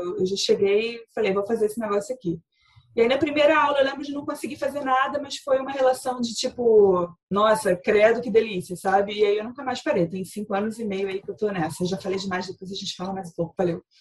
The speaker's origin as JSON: {"language": "Portuguese", "region": "Rio de Janeiro", "country": "Brazil", "said": "também sou aqui do Rio"}